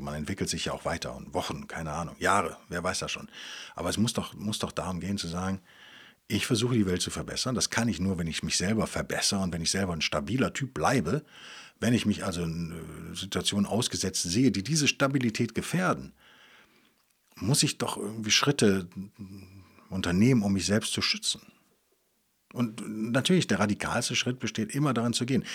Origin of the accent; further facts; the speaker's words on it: Bonn or Cologne area, North Rhine-Westphalia, Germany; moved away; aus Bonn oder Köln, auf jeden Fall aus meiner alten Heimat